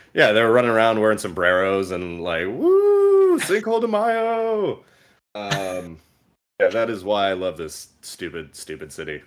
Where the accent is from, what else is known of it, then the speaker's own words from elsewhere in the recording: California, United States; we're from California